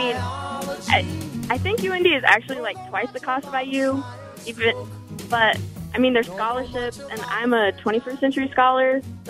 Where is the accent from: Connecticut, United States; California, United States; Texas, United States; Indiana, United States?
Indiana, United States; Nashville; I grew up in Nashville, which is like... basically Bloomington.